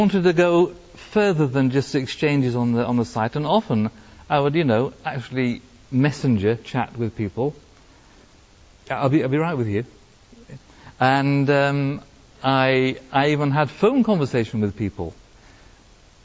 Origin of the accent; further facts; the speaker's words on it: Wales, United Kingdom; now in France; I'm Welsh in origin